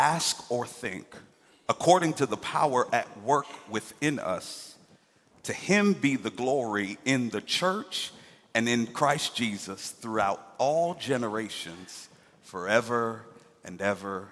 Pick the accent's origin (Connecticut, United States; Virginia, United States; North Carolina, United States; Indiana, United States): Connecticut, United States; Hartford; now in Atlanta, United States; I grew up in a place called Hartford, Connecticut